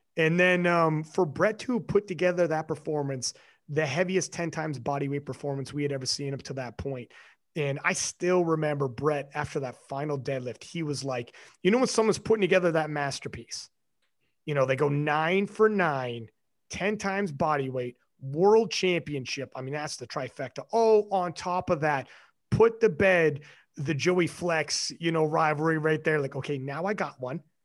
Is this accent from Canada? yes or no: yes; Canada; I'm Canadian